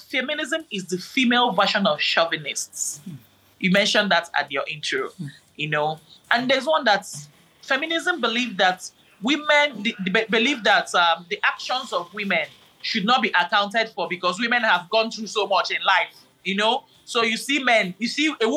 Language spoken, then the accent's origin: English; Nigeria; I'm a Nigerian